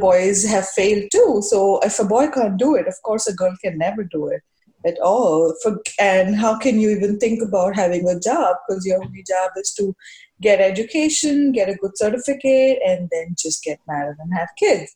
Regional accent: India; moved away as an adult; now in New York, United States; I was growing up in India

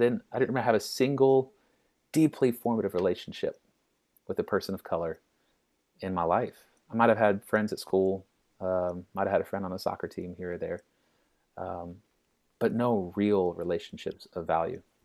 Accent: Little Rock, Arkansas, United States; I grew up in Little Rock

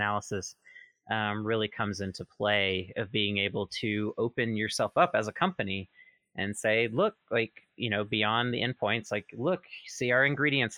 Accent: Mississippi, United States; moved away; I'm originally from Mississippi

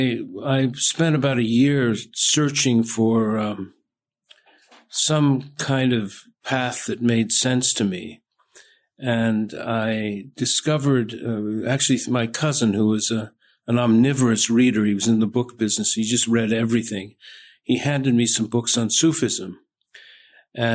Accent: Southern California, United States; I was born and raised in Southern California

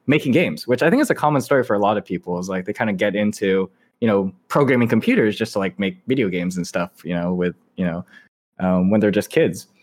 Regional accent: Irvine, California, United States; moved away as an adult; also born or lived in upstate New York; I grew up in Irvine, which is, like, you know, a city in Southern California.

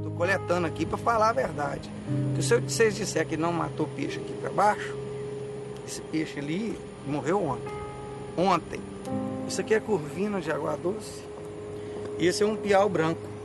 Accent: Brazil; Eu moro no Brasil. Isso aqui é minha terra. É minha pátria. Eu moro é aqui. Eu nasci aqui

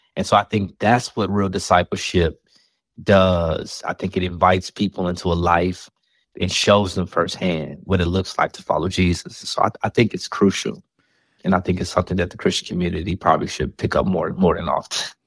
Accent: Chicago, Illinois, United States; I'm from the South Side of Chicago

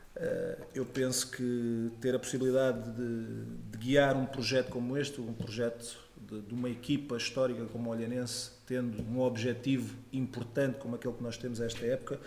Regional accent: Faro, Algarve, Portugal; also born or lived in Lisbon; acabei por ir nascer a Lisboa, mas passado três dias já estava no Algarve e, portanto, Algarve de Gema

